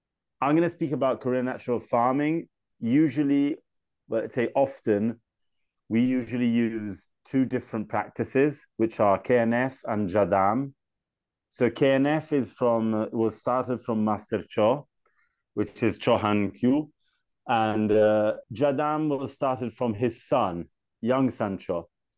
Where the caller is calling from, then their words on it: Tuscany, Italy; Yeah, I'm speaking from Italy, Chianti, in Tuscany.